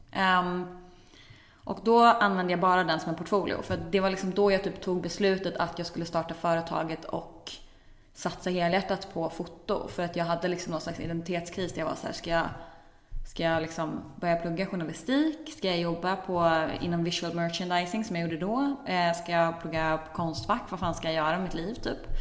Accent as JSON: {"language": "Swedish", "town": "Växjö", "region": "Kronoberg County", "country": "Sweden", "tie": "born or raised there", "said": "jag satt hemma i Växjö och knappade på vår familjens PC"}